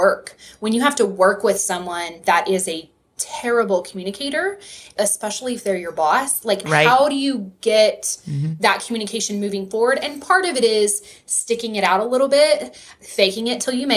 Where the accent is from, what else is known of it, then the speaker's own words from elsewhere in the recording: West Texas, United States; accent: Texas; I am from West Texas. I grew up on a farm right on the Texas-New Mexico state line. And so if you hear that Texas accent, I apologize.